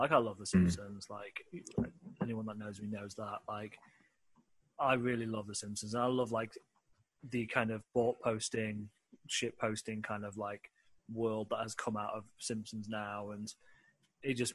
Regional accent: United Kingdom; being a British kid

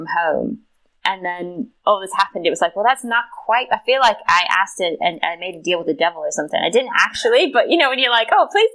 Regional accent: South Carolina, United States; moved away; I am from south. I'm from South Carolina

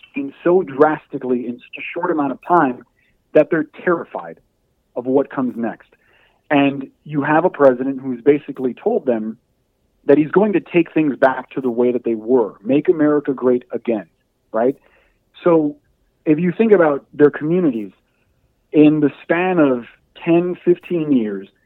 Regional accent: Hialeah, Florida, United States; moved away as an adult; also born or lived in Syracuse; growing up in Hialeah in Miami

